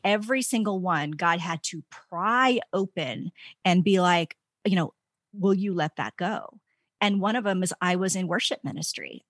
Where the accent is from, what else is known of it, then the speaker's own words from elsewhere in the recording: D.C., East Coast, United States; moved away as an adult; also born or lived in Virginia Tech; now in Colorado, United States; I grew up in the East Coast, outside of Washington, D C. I was there my entire life